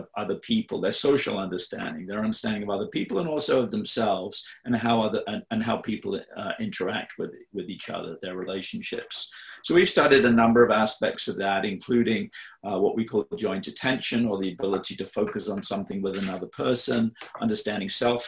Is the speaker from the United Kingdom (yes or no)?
yes; England, United Kingdom; I grew up in England, in the UK